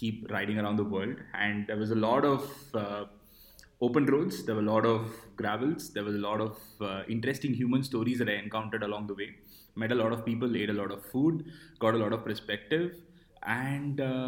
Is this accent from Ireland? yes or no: no; Chennai, Tamil Nadu, India; moved away as an adult; also born or lived in Bangalore; I was born in Chennai